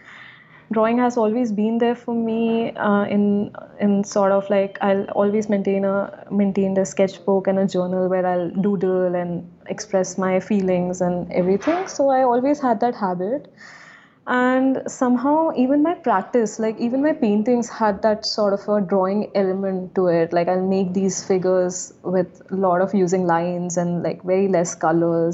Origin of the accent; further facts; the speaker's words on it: Gwalior, Madhya Pradesh, India; also born or lived in London; now in Delhi, India; I grew up in this really small city called Gwalior. It's like a really, it's in Madhya Pradesh, India